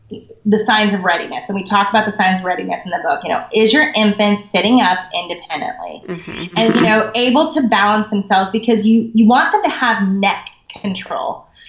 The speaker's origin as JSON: {"language": "English", "region": "the South", "country": "United States", "moved": "yes", "said": "I'm from the South originally"}